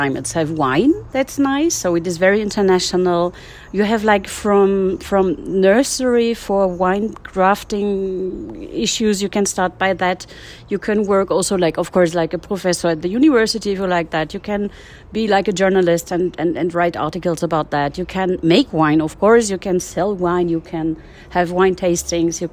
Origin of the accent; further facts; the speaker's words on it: Berlin, Germany; moved away as an adult; also born or lived in France / Rheingau, Germany; now in Yerevan, Armenia; I grew up in Berlin